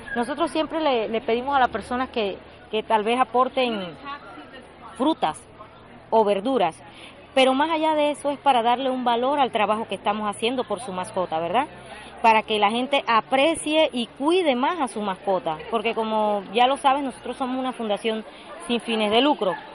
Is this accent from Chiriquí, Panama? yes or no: no; Monagrillo, Herrera, Panama; soy una, una chitreana más. Soy de Monagrillo